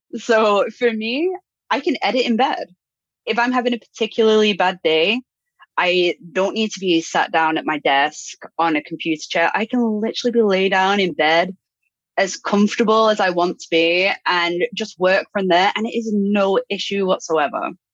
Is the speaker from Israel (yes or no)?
no; United Kingdom; moved away; also born or lived in Brazil; I'm I'm British.